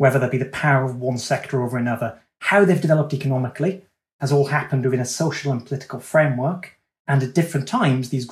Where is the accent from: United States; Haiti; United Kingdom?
United Kingdom; myself and you, Dan, as British people